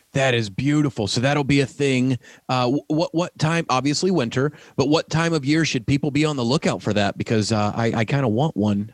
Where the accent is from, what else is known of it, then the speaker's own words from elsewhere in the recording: the South, United States; moved away; I'm from the South originally